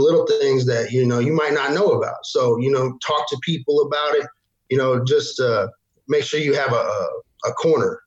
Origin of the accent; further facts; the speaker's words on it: Amarillo, Texas, United States; moved away as an adult; also born or lived in Oklahoma Panhandle; I was from Amarillo mostly